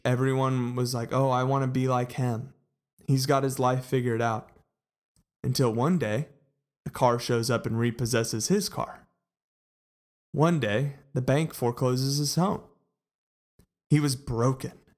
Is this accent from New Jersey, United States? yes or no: no; Colleyville, Texas, United States; I grew up in Colleyville, Texas, and went to Grapevine High School